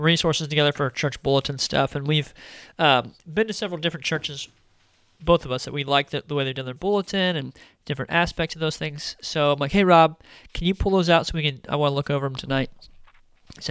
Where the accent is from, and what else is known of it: United States